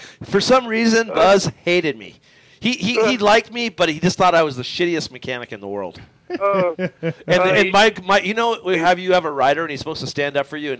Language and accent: English; Canada; Sorry, because you know I'm from Canada.